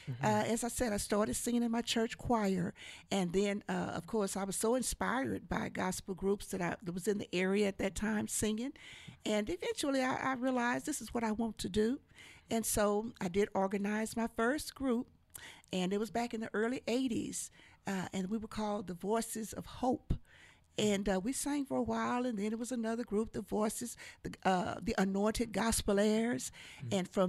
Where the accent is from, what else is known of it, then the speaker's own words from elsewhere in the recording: Bryan, Texas, United States; also born or lived in Oklahoma; I was born, raised right here. Oh, really? In Bryan, Texas.